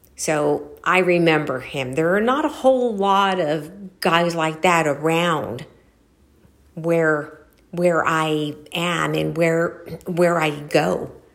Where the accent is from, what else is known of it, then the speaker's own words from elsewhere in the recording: Los Angeles, California, United States; I was born